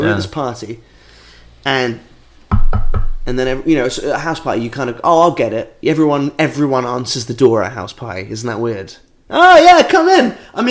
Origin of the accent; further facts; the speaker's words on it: Norwich, East of England, United Kingdom; now in London, United Kingdom; Back in the day, when I grew up in Norwich